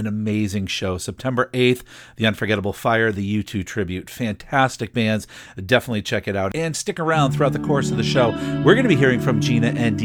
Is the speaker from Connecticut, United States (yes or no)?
yes; Broad Brook, Connecticut, United States; Broadbrook, Connecticut, don't worry about it too much. Not only is it my hometown